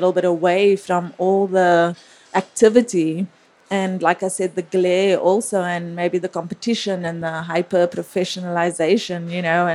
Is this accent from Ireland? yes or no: no; South Africa; also born or lived in New York City; now in San Francisco, United States; I was born and raised in South Africa